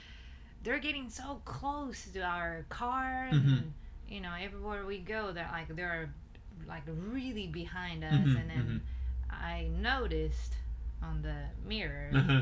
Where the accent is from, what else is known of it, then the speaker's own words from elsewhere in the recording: Tokyo, Japan; I'm from Tokyo